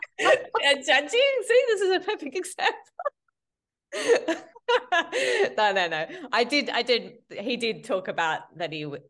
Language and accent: English; Australia; we're from Australia